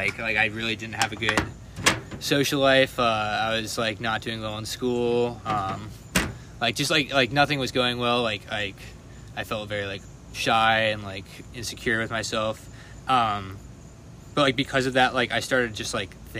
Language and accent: English; Atlanta, Georgia, United States; I'm from Atlanta, Georgia